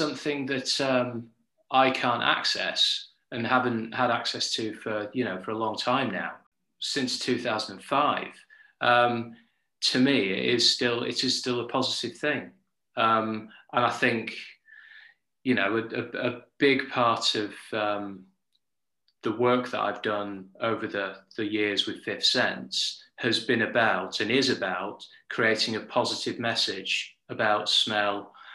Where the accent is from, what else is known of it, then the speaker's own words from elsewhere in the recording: Yorkshire and the Humber, United Kingdom; now in London, United Kingdom; I'm from Yorkshire in Northern England. I currently live in London